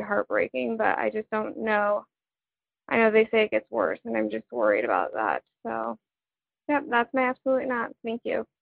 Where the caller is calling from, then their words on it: Denver, Colorado, United States; I'm calling from Denver, Colorado